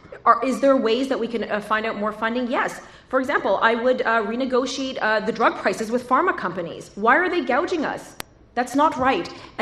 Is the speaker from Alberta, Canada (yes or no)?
no; Toronto, Ontario, Canada; moved away as an adult; now in rural Ontario, Canada; While I was raised in Toronto, I now have the unique privilege of among these candidates, of living in a rural community in Ontario.